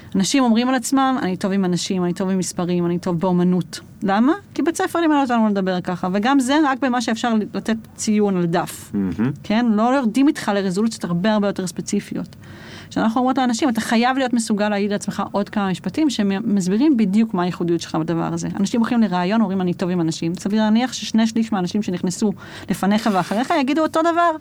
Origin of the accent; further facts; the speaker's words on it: Jerusalem, Jerusalem District, Israel; אני ירושלמית